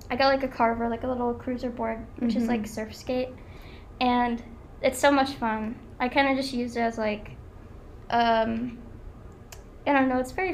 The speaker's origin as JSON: {"language": "English", "town": "Wilmington", "country": "United States", "said": "I'm from Wilmington"}